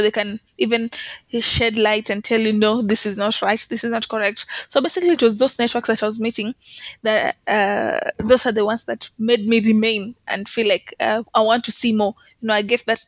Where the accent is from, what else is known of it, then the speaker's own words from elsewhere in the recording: Kenya; I'm a student, I'm from Kenya